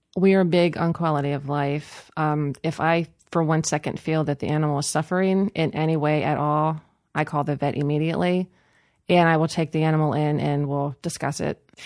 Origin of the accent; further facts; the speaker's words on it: Cumberland, Maryland, United States; I was born in Cumberland